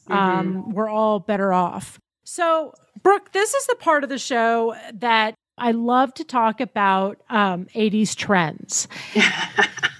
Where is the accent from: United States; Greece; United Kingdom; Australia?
United States; Tennessee; I grew up in Tennessee.